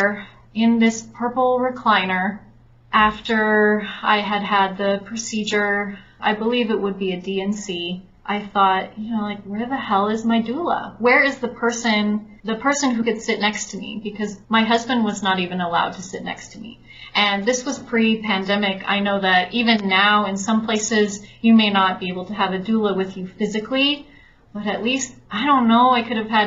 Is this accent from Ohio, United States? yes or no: no; California, United States; now in Mexico; I'm originally from California, but I was in Mexico. I live here.